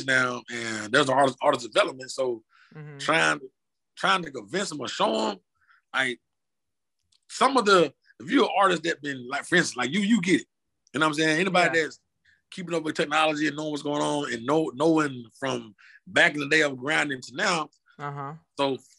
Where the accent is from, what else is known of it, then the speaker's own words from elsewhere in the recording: Washington, Georgia, United States; moved away as an adult; now in Atlanta, United States; my hometown is Washington, Georgia, but like an hour some change from Atlanta